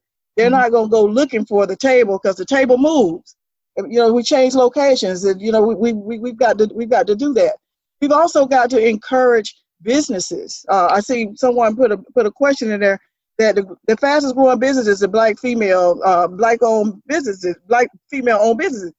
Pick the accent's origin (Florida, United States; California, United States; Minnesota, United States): Florida, United States; Quincy; now in Tallahassee, United States; I grew up in Quincy, went to Florida A&M